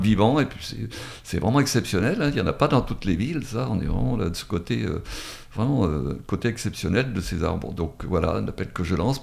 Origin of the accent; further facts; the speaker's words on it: Drôme, Auvergne-Rhône-Alpes, France; also born or lived in Paris region; now in Valence, France; j'ai été dans la région parisienne, mais je suis originaire de la Drôme hein, quand même, mais j'ai fait l'essentiel de ma carrière dans la région parisienne